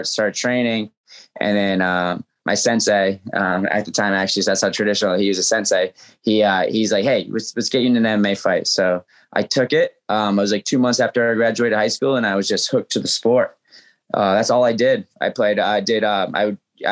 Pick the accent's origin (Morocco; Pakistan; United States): United States; New England; That was my first sport growing up in New England